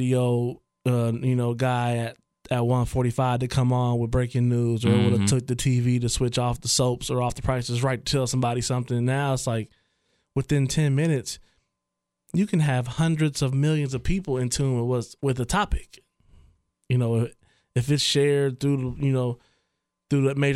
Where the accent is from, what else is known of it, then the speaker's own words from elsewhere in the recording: Trotwood, Ohio, United States; also born or lived in Dayton, Ohio; now in Oakwood, United States; growing up in Troutwood